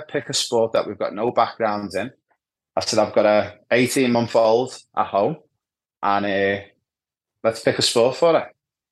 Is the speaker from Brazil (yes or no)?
no; Liverpool, North West England, United Kingdom; moved away as an adult; also born or lived in Ibiza; now in Australia; growing up in Anfield in Liverpool, the hub of football